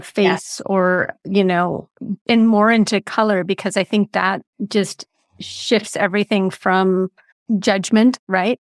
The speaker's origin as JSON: {"language": "English", "town": "Big Sur", "region": "California", "country": "United States", "tie": "born or raised there", "moved": "yes", "said": "I grew up in Big"}